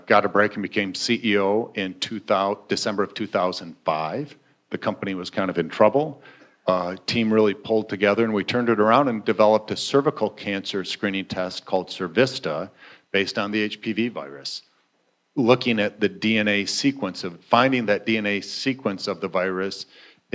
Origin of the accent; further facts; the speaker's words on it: Flint, Michigan, United States; moved away as an adult; also born or lived in Milwaukee, Wisconsin; I grew up in Flint, Michigan